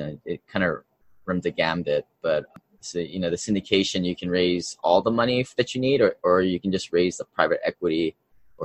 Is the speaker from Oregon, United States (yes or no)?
no; Hawaii, United States; also born or lived in Seattle, Washington; I grew up in Hawaii, and then I went to University of Washington for college